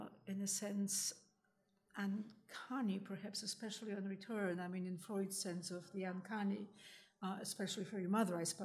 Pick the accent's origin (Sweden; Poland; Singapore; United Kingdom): Poland; I grew up in Poland after the war